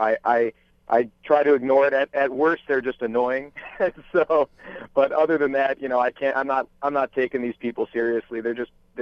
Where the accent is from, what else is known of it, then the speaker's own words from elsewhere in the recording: United States; also born or lived in Michigan; as an American